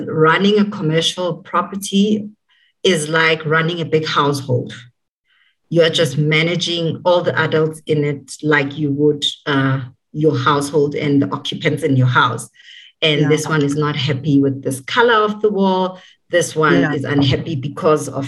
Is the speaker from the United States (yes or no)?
no; Soweto, Gauteng, South Africa; I was born in Soweto, born and bred there